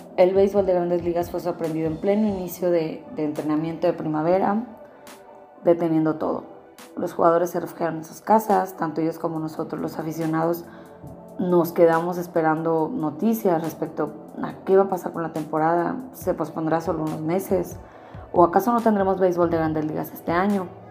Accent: Mazatlán, Sinaloa, Mexico; mi tierra, mi querido Mazatlán

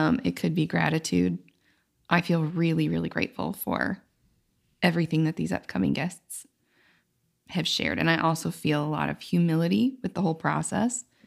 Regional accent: United States; my experience as a woman in America

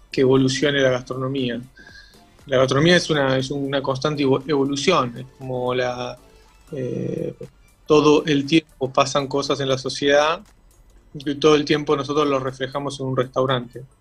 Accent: Rosario, Santa Fe, Argentina; also born or lived in Callao de Catamarca; nosotros vinimos de Rosario, vivíamos en Callao de Catamarca, y llegamos, mi papá trabajaba este, con Hacienda

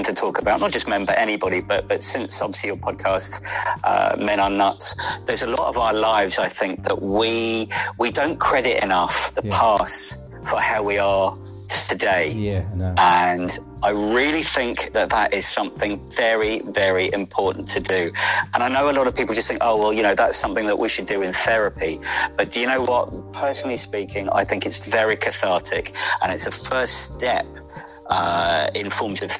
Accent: Isleworth, London, United Kingdom; I grew up a little outside Isleworth. So it's Greater London, really

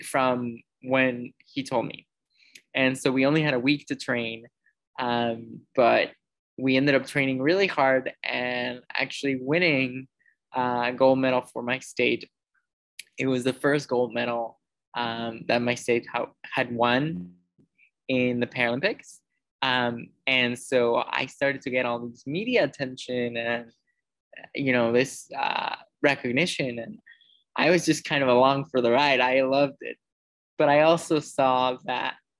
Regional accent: Mexico; also born or lived in United States; growing up with CP was definitely, in Mexico specifically, was definitely challenging

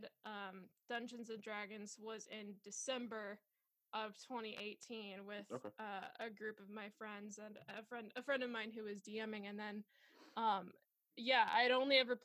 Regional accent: Southwest Missouri, United States; moved away as an adult; also born or lived in Tulsa, Oklahoma; now in Los Angeles, United States; I'm originally from Southwest Missouri, so I'm a Midwestern gal

